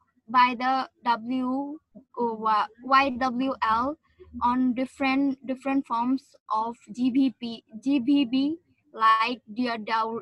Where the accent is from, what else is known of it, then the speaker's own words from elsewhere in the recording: Bangladesh; from Bangladesh